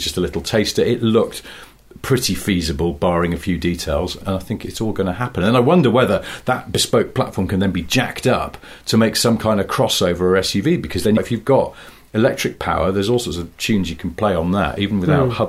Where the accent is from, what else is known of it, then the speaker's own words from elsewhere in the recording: Cheshire, North West England, United Kingdom; I am from Cheshire